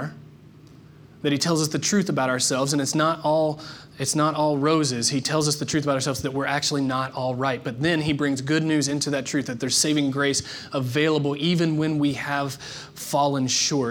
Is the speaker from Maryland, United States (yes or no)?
no; Palmyra, Indiana, United States; also born or lived in New Albany, Indiana; I moved from Palmyra, Indiana to the booming metropolis of New Albany, Indiana.